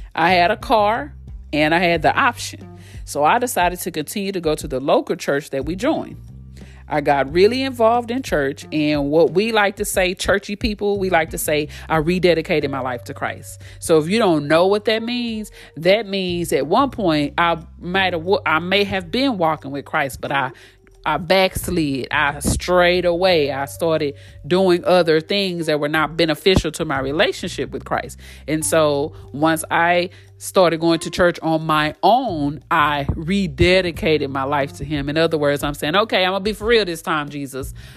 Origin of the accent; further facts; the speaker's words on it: Fort Worth, Texas, United States; Born and raised in Fort Worth, Texas